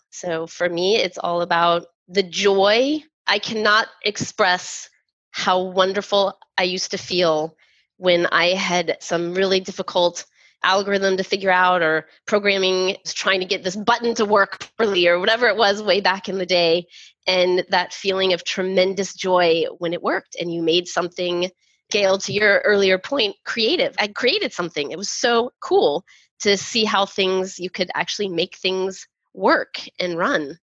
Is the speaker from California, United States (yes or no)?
no; Texas, United States; growing up in Texas in the 80s